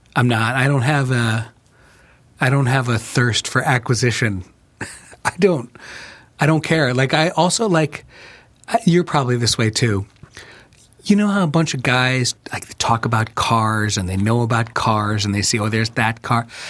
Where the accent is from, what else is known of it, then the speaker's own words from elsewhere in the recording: Chicago, Illinois, United States; also born or lived in New York; I moved from New York to Chicago when I was ten